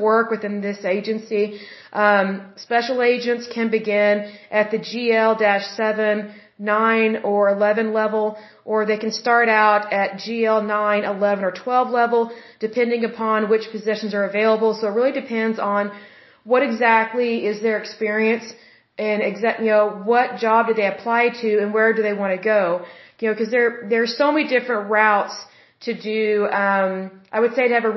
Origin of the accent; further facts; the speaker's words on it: Oklahoma, United States; I'm originally from Oklahoma